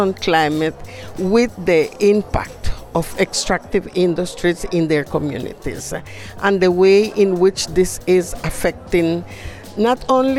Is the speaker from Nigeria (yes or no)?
no; Nicaragua; I'm from the Indigenous Peoples from Nicaragua, Miskita Indigenous Peoples.